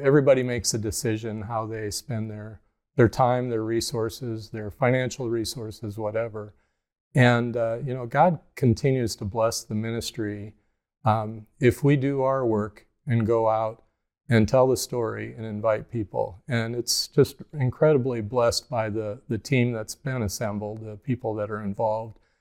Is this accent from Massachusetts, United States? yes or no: no; Mechanicsville, Iowa, United States; I grew up in Cedar County, Iowa, uh, east of Cedar Rapids, outside a little town, Mechanicsville